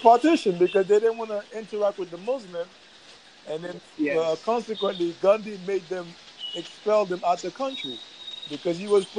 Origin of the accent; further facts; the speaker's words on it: United States; So you know that being Indian, and I'm not from India, I'm from America